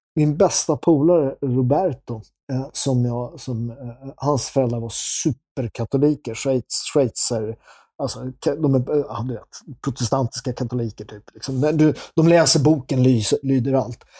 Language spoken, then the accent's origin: Swedish; Sweden; Jag är från Sverige.